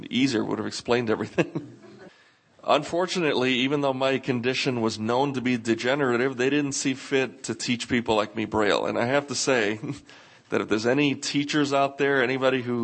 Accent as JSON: {"language": "English", "region": "New York", "country": "United States", "tie": "born or raised there", "said": "growing up in New York"}